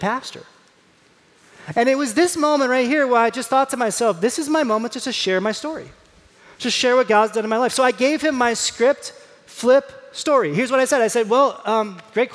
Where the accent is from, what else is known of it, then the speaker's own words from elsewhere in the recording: Indiana, United States; I'm from Indiana